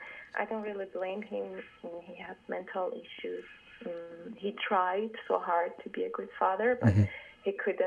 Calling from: Toronto, Ontario, Canada; I'm calling from Toronto

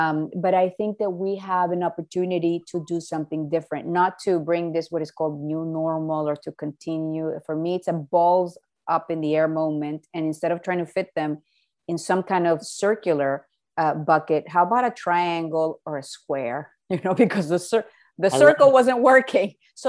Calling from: Miami, Florida, United States; No. We're in Miami.

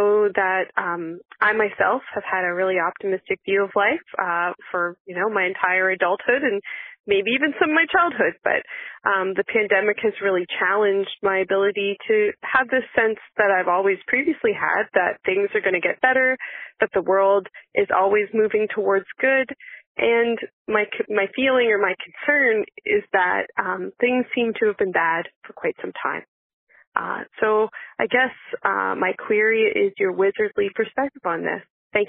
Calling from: Nova Scotia, Canada; I'm calling from Nova Scotia, Canada.

